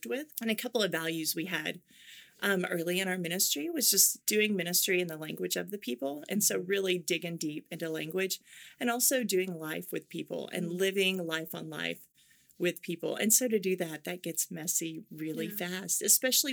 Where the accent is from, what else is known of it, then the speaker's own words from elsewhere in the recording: Oklahoma, United States; accent: Oklahoma; moved away as an adult; now in Asia; I grew up in Oklahoma. Mm-hmm. And so I come back and I know how to fit into the right. culture and I can get my Oklahoma accent on when I need